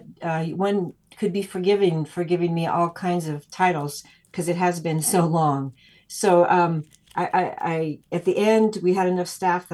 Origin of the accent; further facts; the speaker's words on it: Los Angeles, California, United States; moved away as an adult; also born or lived in Idaho / Topanga Canyon, California / New York / Paris; I was born in Hollywood, California.